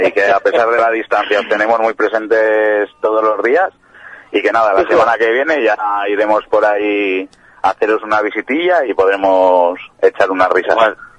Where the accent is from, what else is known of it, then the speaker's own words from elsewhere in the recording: Cantabria, Spain; soy de Cantabria